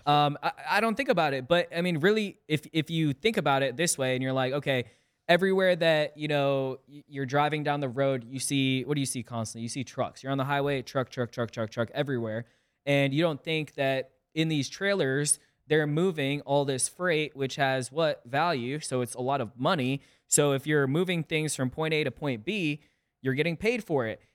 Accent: South Windsor, Connecticut, United States; also born or lived in Hartford, Connecticut; I'm originally from Connecticut. I was born in Hartford, grew up in a small town called South Windsor, and, you know, spent eighteen years

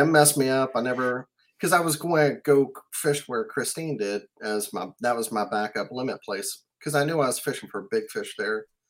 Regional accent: South Mississippi, United States; moved away; also born or lived in New Orleans; I'm from South Mississippi and used to live in New Orleans.

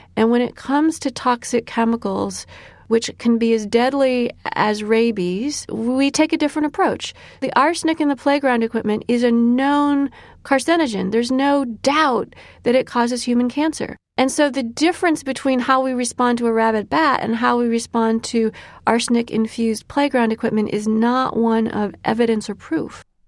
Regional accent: Illinois, United States; my home state of Illinois

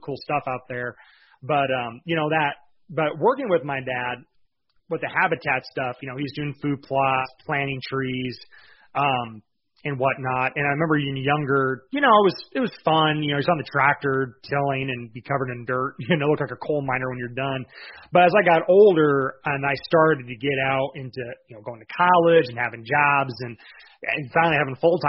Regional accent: Lapeer County, Michigan, United States; now in Iowa, United States; We're actually originally from Michigan

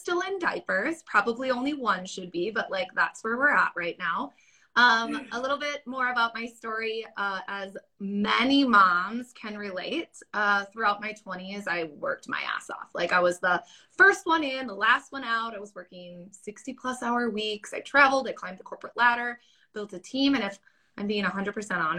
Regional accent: Wisconsin, United States; I'm from Wisconsin. And holler, Wisconsin.

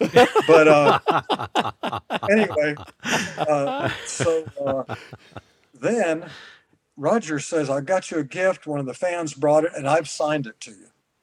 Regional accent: the South, United States; moved away; I grew up in the South

